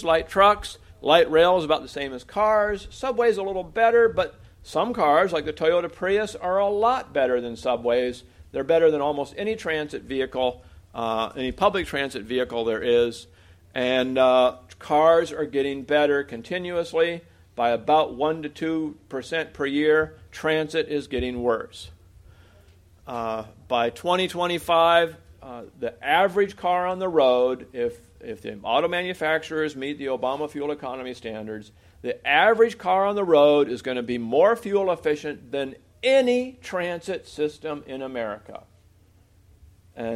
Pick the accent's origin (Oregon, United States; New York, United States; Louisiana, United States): Oregon, United States; my home state of Oregon